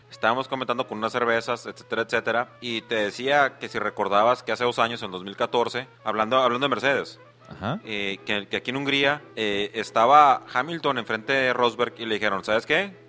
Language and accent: Spanish; Mexico; como soy mexicano